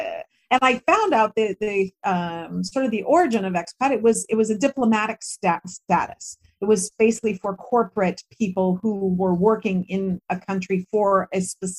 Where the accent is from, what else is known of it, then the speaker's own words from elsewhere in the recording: United States; moved away as an adult; Like, I am an American girl through and through, right? The values that were instilled in me in my country, and I was a Girl Scout and all of that, and that's just not going to change.